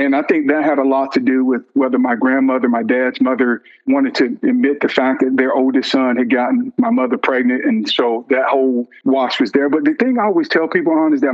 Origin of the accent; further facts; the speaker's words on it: Vidalia, Georgia, United States; growing up in Georgia, small town in Georgia called Vidalia, well known for sweet onions